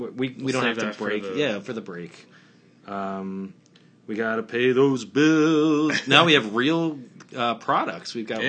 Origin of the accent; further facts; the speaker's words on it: Philadelphia, Pennsylvania, United States; born there; I was born in Philadelphia.